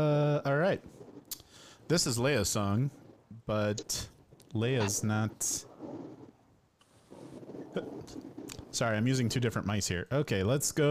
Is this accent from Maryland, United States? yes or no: no; Addison, Illinois, United States; Addison Trail High School in Addison, Illinois, everybody. My hometown